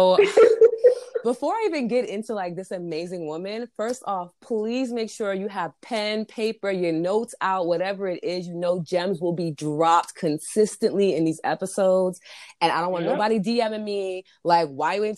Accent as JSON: {"language": "English", "country": "United States", "accent": "American", "said": "my American ass accent"}